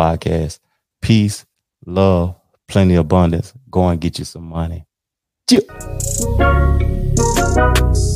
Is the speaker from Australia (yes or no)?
no; Tennessee, United States; I'm born and raised in Tennessee